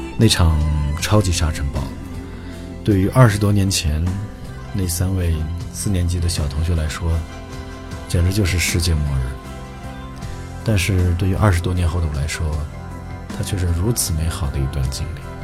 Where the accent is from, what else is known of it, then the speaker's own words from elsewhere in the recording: a small city in western Inner Mongolia, China; now in Japan; 我出生在内蒙古西部的一个小城市，啊，那边没有草原，也没有骑马上学